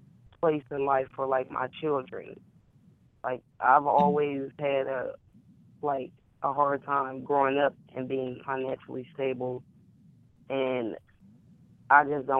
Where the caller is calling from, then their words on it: Decatur, Illinois, United States; I'm calling from Decatur, Illinois.